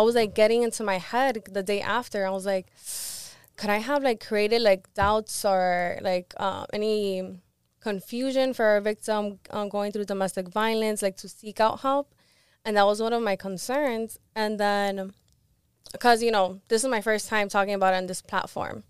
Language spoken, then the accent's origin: English; Miami, Florida, United States; also born or lived in Live Oak, Florida / Gainesville, Florida / Cuba (ancestry); I moved to Miami when I was around ten